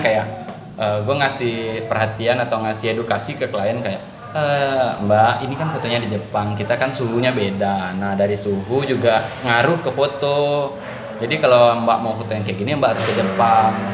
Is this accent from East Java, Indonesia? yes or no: no; Padang, West Sumatra, Indonesia; saya orang Padang tuh bilangnya kayak pukek harimau